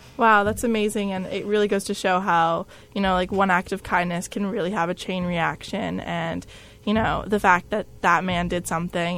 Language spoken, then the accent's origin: English; New Jersey, United States; moved away; I'm from Jersey specifically